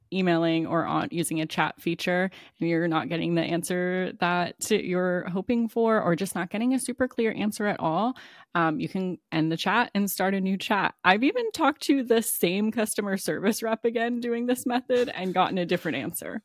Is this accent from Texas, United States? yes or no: no; Maryland and Kentucky, United States; now in Florida, United States; I grew up in Maryland and Kentucky. So, like, I know I live in Florida now